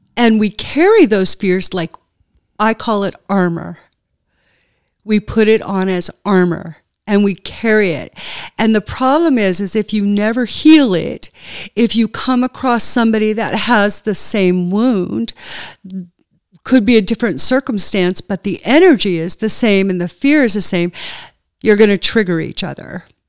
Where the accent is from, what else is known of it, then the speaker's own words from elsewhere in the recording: United States; moved away; also born or lived in Burnaby, British Columbia, Canada; Burnaby, Vancouver, B C